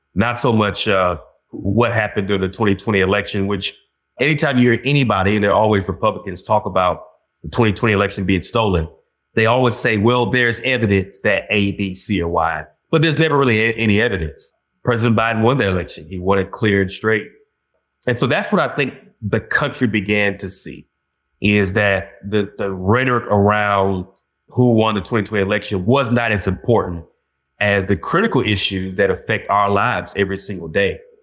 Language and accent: English; Georgia, United States; moved away as an adult; now in Boston, United States; me still being from Georgia